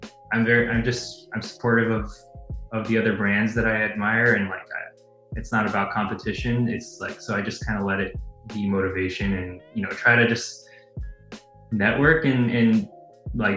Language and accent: English; San Jose, California, United States; moved away as an adult; also born or lived in Gilroy / San Luis Obispo; now in Chicago, United States; grew up in the Bay Area. So I was born in Chicago. I grew up like in San Jose, Gilroy